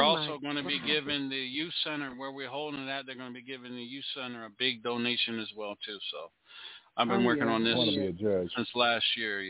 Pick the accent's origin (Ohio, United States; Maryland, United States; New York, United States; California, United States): Maryland, United States; I'm from Maryland